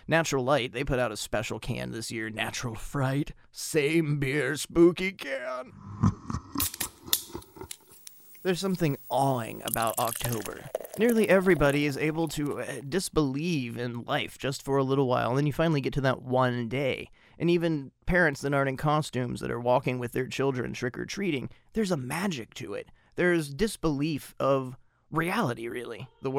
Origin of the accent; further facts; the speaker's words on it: United States; I'm speaking as an American